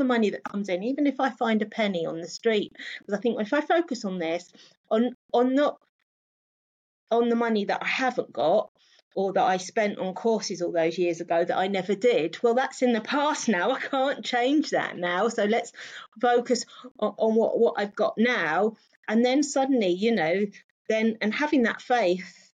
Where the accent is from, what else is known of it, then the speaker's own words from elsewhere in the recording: London, United Kingdom; I grew up in London